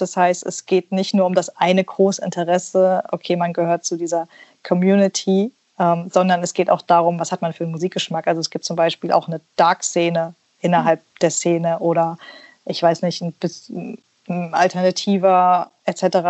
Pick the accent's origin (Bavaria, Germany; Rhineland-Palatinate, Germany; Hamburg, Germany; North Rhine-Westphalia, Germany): Rhineland-Palatinate, Germany; Mainz; moved away as an adult; also born or lived in Kazakhstan; now in Leipzig, Germany; ich bin in Kasachstan geboren, aber seit ich denken kann, in Mainz beheimatet